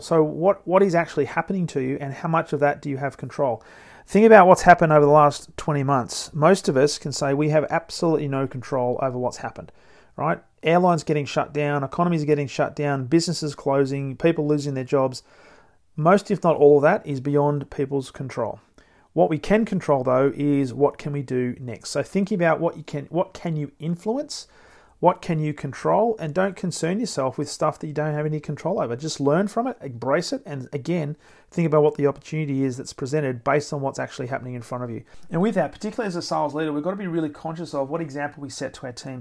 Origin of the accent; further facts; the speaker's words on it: Australia; being an Australian